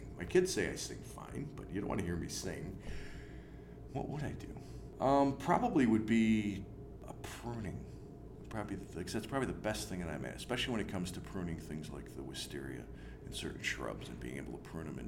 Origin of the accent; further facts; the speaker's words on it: Greece, New York, United States; I grew up in Greece